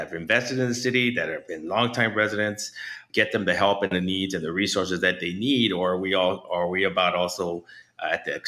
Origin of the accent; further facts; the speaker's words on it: Los Angeles, California, United States; moved away as an adult; now in Chicago, United States; my hometown, Los Angeles